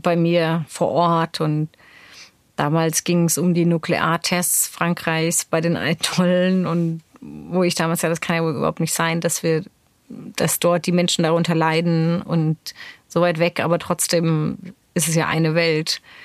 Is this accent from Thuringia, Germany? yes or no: no; Neuenburg am Rhein, Baden-Württemberg, Germany; wo ich aufgewachsen bin, ist eine Kleinstadt Neuenburg am Rhein